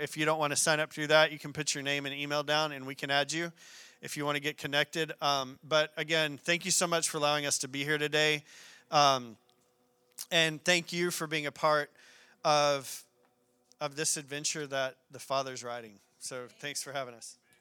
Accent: Arkadelphia, Arkansas, United States; moved away; I'm a small town country boy from a place called Arkadelphia, Arkansas

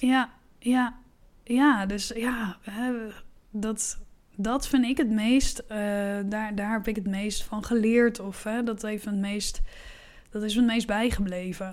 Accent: Netherlands; ik was dan de enige Nederlander

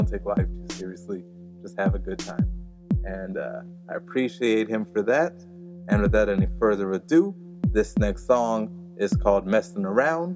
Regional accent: Hawaii, United States; moved away as an adult; growing up in Hawaii

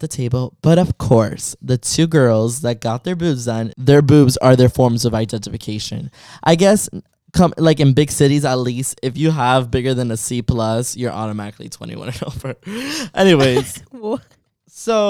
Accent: Miami, Florida, United States; growing up in Miami

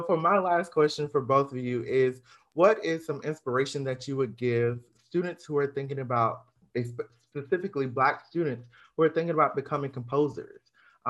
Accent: Georgia, United States; We are all from Georgia.

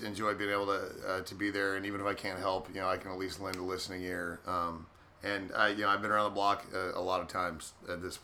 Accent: Texas, United States; I'm Texan

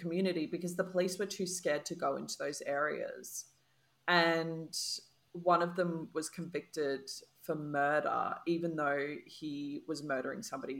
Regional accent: Sydney, New South Wales, Australia; I grew up around the Bra Boys

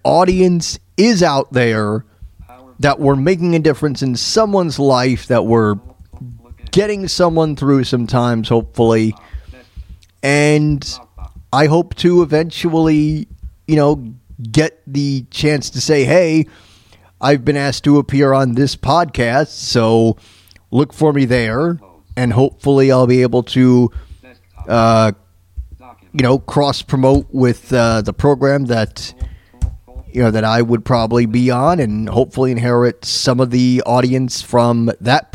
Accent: Tampa, Florida, United States; also born or lived in Mount Kisco, New York; now in Leavenworth, United States; When I was growing up in Tampa

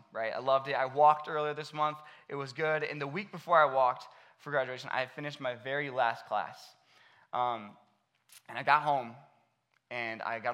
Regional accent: Akron, Ohio, United States; I grew up right here in Akron

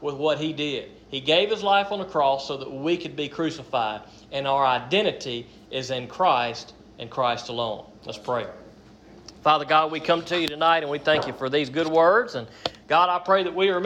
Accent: United States; I am an American

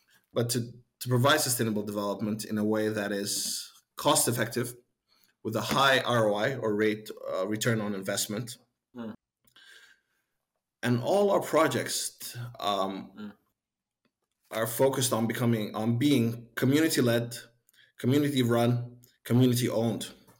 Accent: Sudan; moved away as an adult; also born or lived in Geneva, Switzerland / New York, United States; I went back to my home country, and I immediately started working off Sudan.

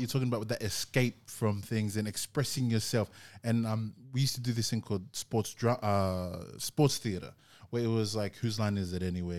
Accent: New Zealand; accent: Kiwi; maybe I should just stop, like, get rid of my Kiwi accent and just spit like an Aussie from it.

